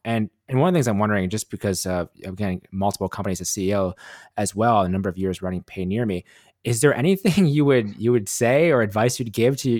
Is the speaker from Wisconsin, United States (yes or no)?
yes; Wisconsin, United States; moved away as an adult; also born or lived in Las Vegas; now in Los Angeles, United States; I'm from Wisconsin originally and decided to move to Las Vegas